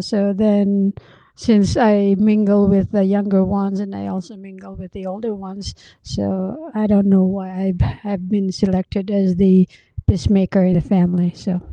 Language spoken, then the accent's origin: English; Philippines; moved away as an adult; also born or lived in Baguio; now in United States; I was born and raised in the Philippines